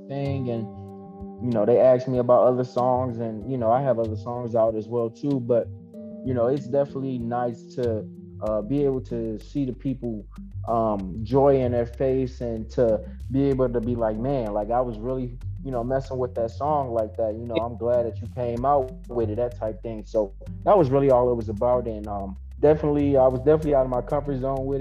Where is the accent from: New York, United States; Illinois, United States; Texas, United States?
Illinois, United States; Zion; now in Kenosha, United States; I'm from Zion, Illinois, but I'm in Kenosha, Wisconsin now